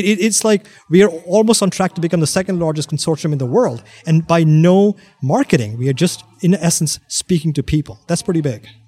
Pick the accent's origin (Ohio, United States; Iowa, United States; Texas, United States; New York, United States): New York, United States; I'm from New York